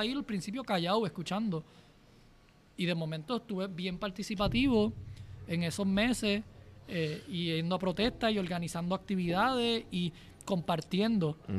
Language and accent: Spanish; Puerto Rico; una pasión bien grande por Puerto Rico y la naturaleza y la belleza y, y mi tierra y mi gente